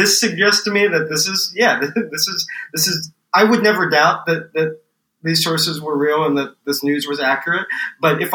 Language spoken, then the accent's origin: English; San Diego, California, United States; now in New York, United States; Well, I grew up in San Diego, one of my perennial disappointments here in New York